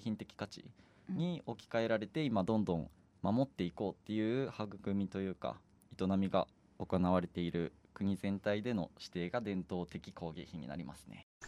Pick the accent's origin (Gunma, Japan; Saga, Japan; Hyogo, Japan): Saga, Japan; 自分とひな子は佐賀出身